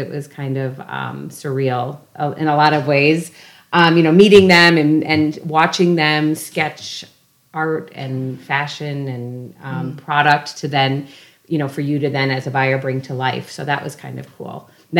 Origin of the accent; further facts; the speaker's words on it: Scranton, Pennsylvania, United States; moved away as an adult; I'm back to my hometown where we all live.